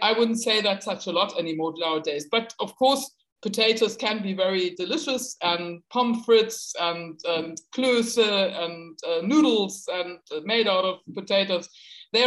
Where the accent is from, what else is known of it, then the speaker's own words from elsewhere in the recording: Hamburg, Germany; I come from Northern Germany, from Hamburg, and we are a big port city.